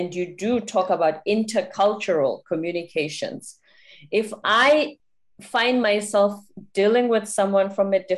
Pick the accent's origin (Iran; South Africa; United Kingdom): South Africa; moved away as an adult; also born or lived in South Korea; now in United States; I'm a South African